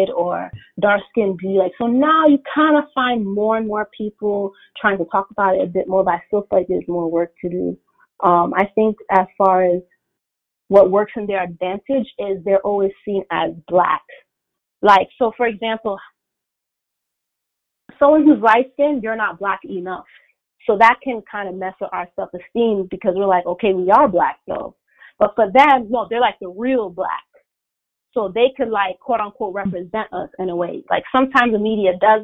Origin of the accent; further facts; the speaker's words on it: United States; I was born and raised here in America, you know, my parents came from Haiti like in the 80s